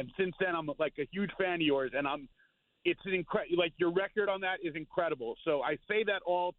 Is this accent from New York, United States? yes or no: yes; New York City, New York, United States; moved away as an adult; also born or lived in Jacksonville, Florida / Rochester, New York; I'm driving from Rochester, New York, down to the city for my 40th high school reunion.